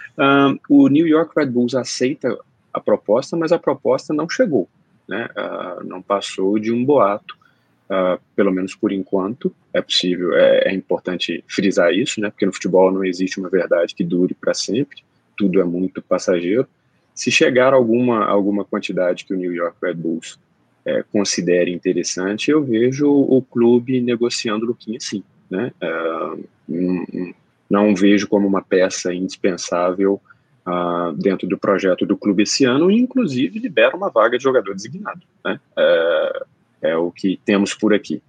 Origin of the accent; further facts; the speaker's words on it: Belo Horizonte, Minas Gerais, Brazil; Pra gente mineiro de Belo Horizonte